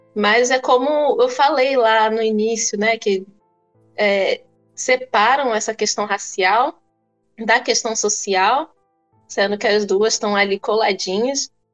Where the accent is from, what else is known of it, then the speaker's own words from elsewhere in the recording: Cachoeiro de Itapemirim, Espírito Santo, Brazil; eu cresci em Cachoeira de Itapemirim